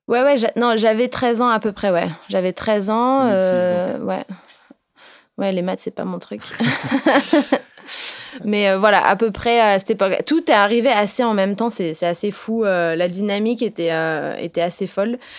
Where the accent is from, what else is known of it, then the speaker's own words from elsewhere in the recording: Réunion; je viens de La Réunion.